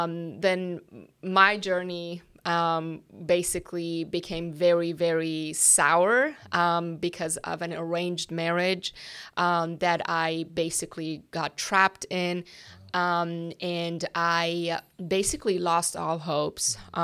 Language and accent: English; Iran; English is a second language; moved away as an adult; now in United States; Yes, and I was born and raised in Iran.